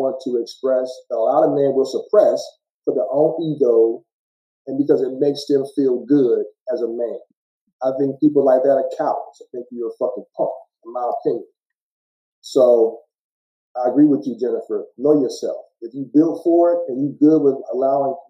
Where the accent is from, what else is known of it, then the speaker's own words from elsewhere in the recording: Gary, Indiana, United States; I'm from Gary, Indiana